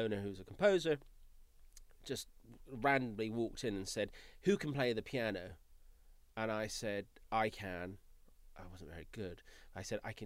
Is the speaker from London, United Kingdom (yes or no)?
no; Scotland, United Kingdom; moved away; I'm a Scottish native